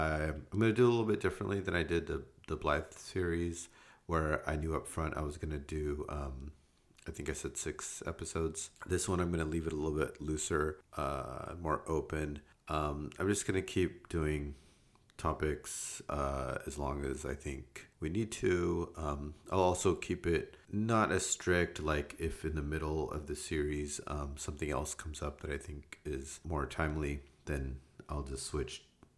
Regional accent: India; born there; It starts in India. So I was born in India in 1973.

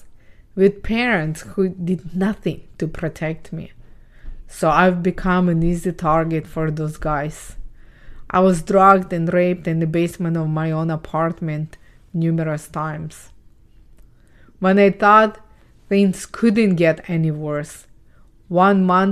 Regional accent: Ukraine; English is a second language; moved away; I was born and raised in Ukraine

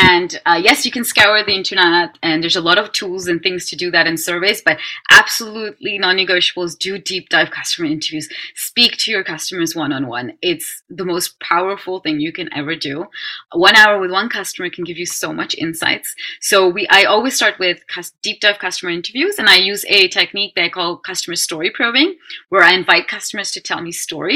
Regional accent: Netherlands; I'm being born and raised in Holland and with an Indian background

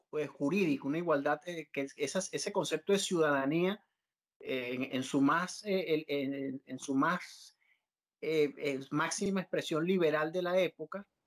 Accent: Colombia; teníamos como colombianos

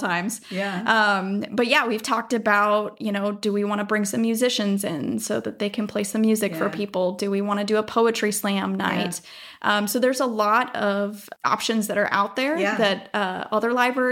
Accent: Minnesota, United States; moved away as an adult; also born or lived in Southern California / Washington DC; now in Oregon, United States; I grew up in Minnesota.

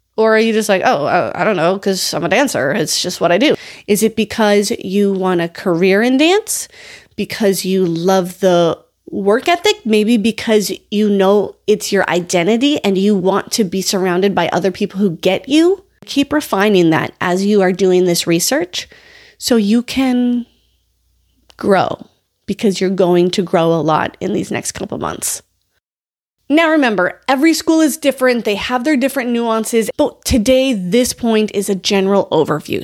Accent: North Dakota, United States; that's still an eight hour drive from my hometown

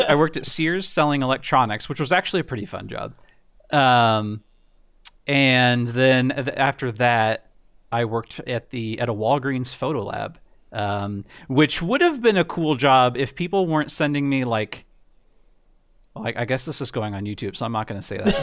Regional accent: United States; I got a job, um, actually in my hometown doing software support

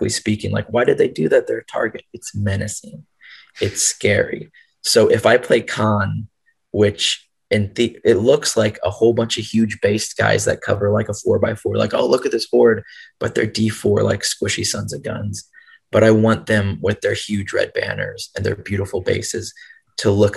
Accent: the South, United States; I grew up in the South and everyone wears camo

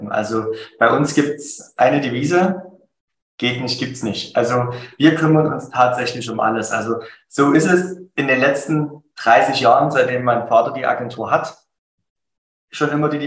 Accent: Dresden, Saxony, Germany; Ich komme aus Dresden, bin aktuell süße 32 Jahre jung

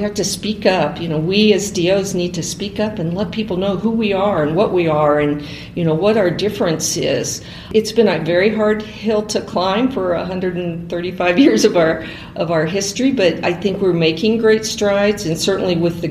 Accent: Kirksville, Missouri, United States; I grew up in Kirksville

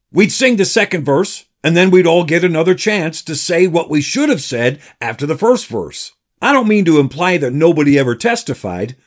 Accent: Patterson, New York, United States; now in Danbury, United States; the small country church where I grew up in Paterson, New York

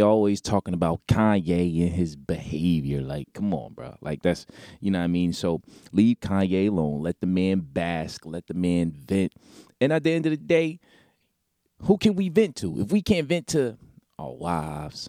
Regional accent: Newark, New Jersey, United States; in my hometown, my city, Newark, New Jersey

